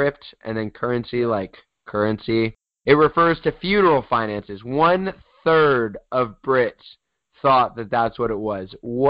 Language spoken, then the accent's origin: English; United States; we're American, by the way, if you're questioning.